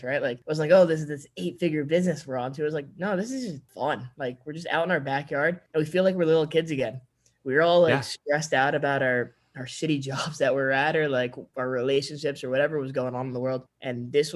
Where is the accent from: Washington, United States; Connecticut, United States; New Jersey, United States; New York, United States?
Connecticut, United States; we're three kids from Connecticut.